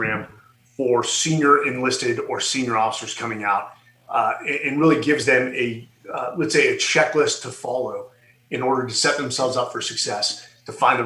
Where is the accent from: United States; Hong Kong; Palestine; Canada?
United States; Silicon Valley, California; I was born and raised in Silicon Valley